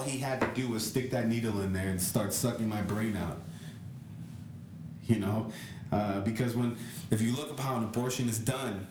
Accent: California, United States; I'm from California.

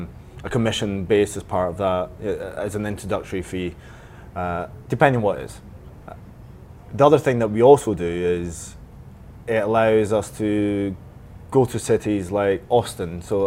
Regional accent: United Kingdom; I'm British, I need to go.

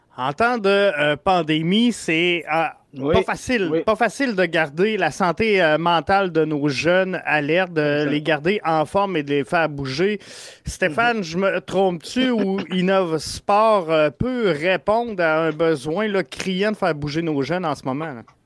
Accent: Quebec City, Quebec, Canada; je viens de Québec

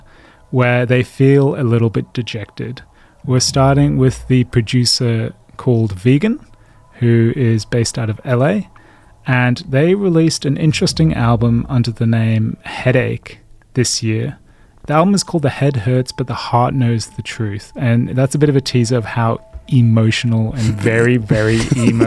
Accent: England, United Kingdom; I am English. I am old.

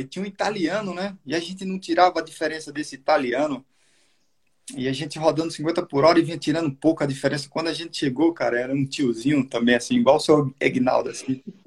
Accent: Soledade, Paraíba, Brazil; moved away; a minha cidade natal lá de Solidade

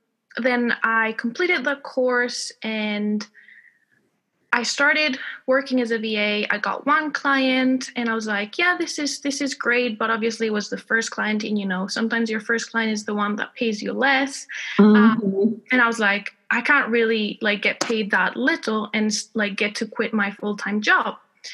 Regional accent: Spain; accent: American; English is a second language; also born or lived in Texas; now in United Kingdom; I am based in the UK, even though I'm originally from Spain. You might hear a bit of an American accent because I learned English in Texas.

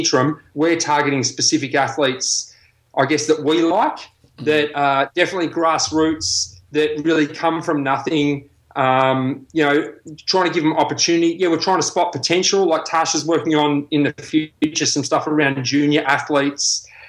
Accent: Australia; I'm not a Pom, I'm an Aussie.

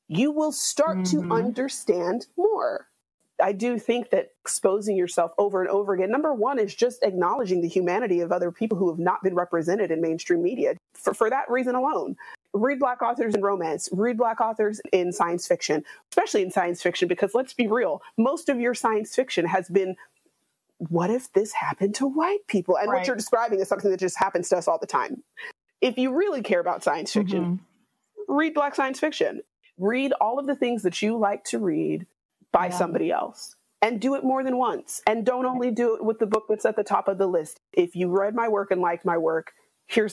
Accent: West Coast, United States; as a Black American who was raised on the West Coast

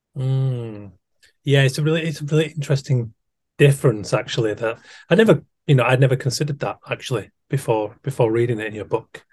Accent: Keighley, Yorkshire and the Humber, United Kingdom; I'm from Yorkshire. I'm from West Yorkshire, Keighley

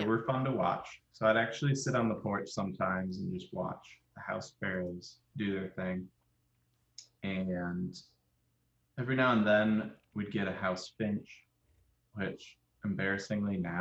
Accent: Cleveland, Ohio, United States; I'm from Cleveland.

